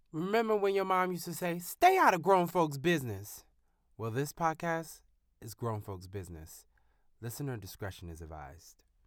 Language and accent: English; North Carolina, United States; I'm from North Carolina